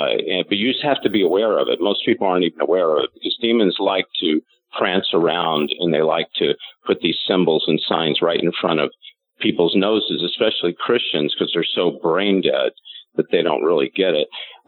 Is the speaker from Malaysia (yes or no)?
no; Louisville, Kentucky, United States; born there; And I was born in Louisville, and that's the reason that I kind of understand it.